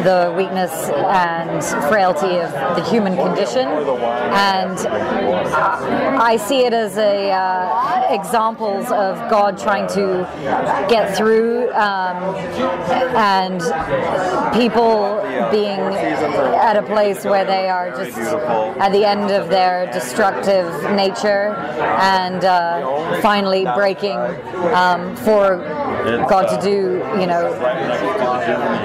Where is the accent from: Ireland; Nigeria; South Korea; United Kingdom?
United Kingdom; England; moved away as an adult; now in Los Angeles, United States; I'm originally from England